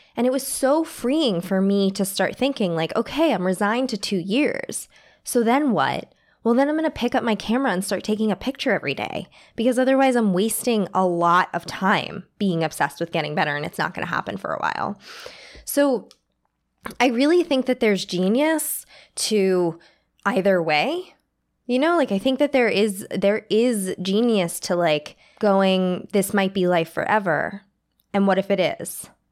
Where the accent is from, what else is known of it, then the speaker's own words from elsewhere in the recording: New York City, New York, United States; I grew up in New York City